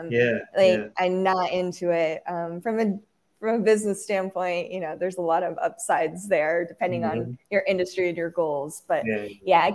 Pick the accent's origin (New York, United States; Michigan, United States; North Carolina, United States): North Carolina, United States; I'm really from North Carolina, but my mom is from Washington State. And so I actually grew up sans typical Southern comfort.